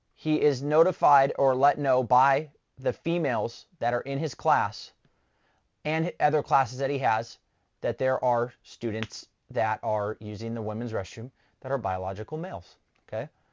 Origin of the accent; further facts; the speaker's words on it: Southern California, United States; moved away as an adult; I'm originally from Southern California